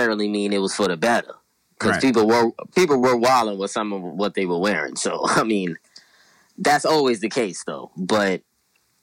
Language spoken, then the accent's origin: English; New York City, New York, United States; born and raised in Brooklyn, the Flatbush and Canarsie area